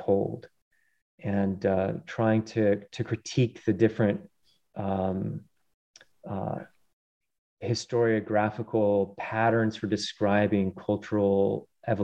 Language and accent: English; Colorado, United States; born or raised there